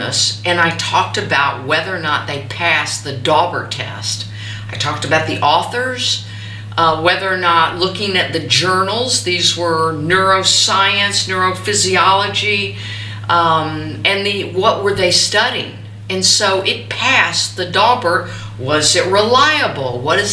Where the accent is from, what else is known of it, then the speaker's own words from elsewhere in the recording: the South, United States; growing up in the South